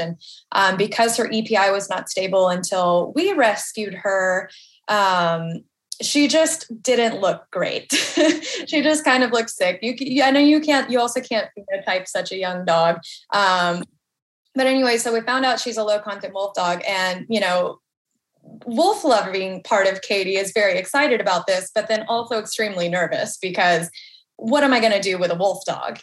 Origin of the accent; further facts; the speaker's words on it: Nashville, Tennessee, United States; I'm born and raised in Nashville, Tennessee. I've been here my whole life.